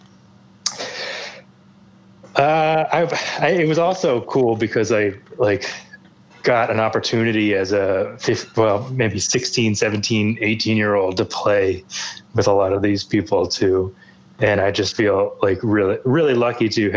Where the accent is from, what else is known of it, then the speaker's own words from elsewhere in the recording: Fredericksburg, Virginia, United States; I grew up in Northern Virginia